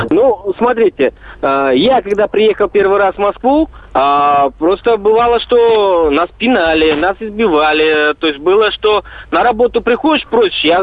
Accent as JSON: {"language": "Russian", "country": "Kyrgyzstan", "tie": "born or raised there", "moved": "as an adult", "lives_now": "Russia", "said": "А, я сам э, уроженец Киргизии."}